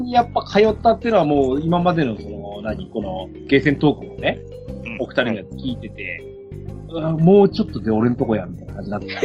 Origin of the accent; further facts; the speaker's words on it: Yamagata, Japan; うちの地元の山形大学の